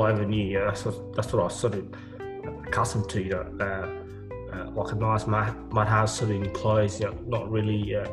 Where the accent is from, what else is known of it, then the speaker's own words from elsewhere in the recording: Australia; also born or lived in Ethiopia / Kenya / South Sudan; and then came here and spent 13 years here.